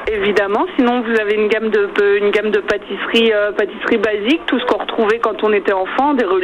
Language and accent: French; Caen, Normandy, France; also born or lived in Orne; J'ai grandi à Caen. Je suis arrivée dans l'Orne il y a trois ans.